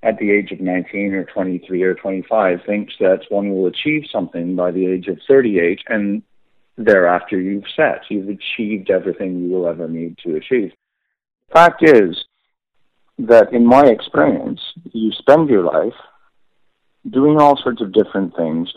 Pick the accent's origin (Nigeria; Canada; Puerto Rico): Canada; growing up in Canada